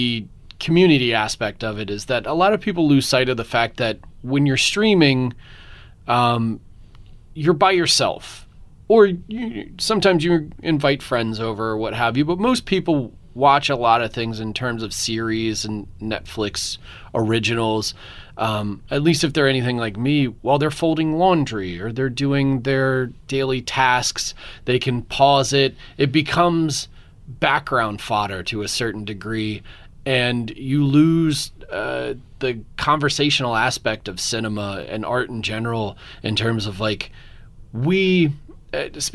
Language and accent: English; Philadelphia, Pennsylvania, United States; moved away; I'm from Philadelphia originally